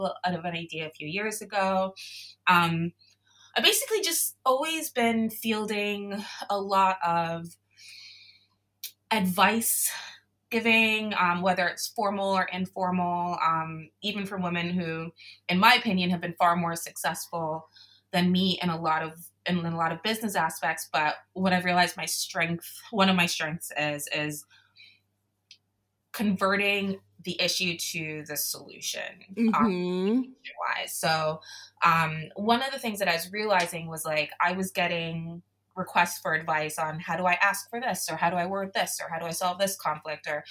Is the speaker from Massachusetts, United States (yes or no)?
no; South Florida, United States; Me growing up in South Florida